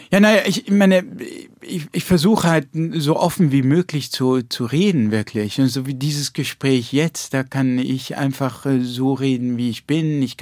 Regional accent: Rhineland-Palatinate, Germany; ich bin ja in der Pfalz

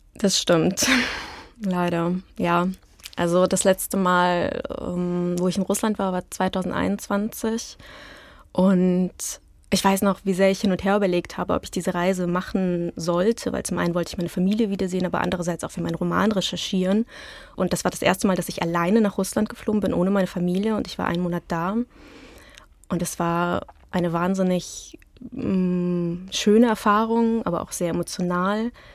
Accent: Hilden and Düsseldorf, North Rhine-Westphalia, Germany; German is a second language; also born or lived in Petrozavodsk, Karelia, Russia; now in Berlin, Germany; Bei mir zu Hause in Berlin, in Hilden und Düsseldorf, wo meine Eltern wohnen und wo ich aufgewachsen bin

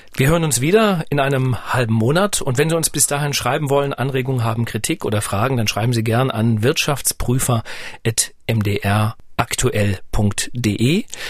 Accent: East Germany, Germany; ich bin ja nun ostdeutsch, äh, sozialisiert

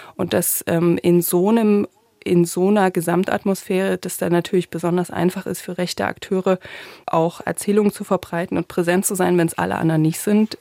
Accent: Thuringia, Germany; moved away; also born or lived in Saxony; also ich bin ja in Thüringen aufgewachsen

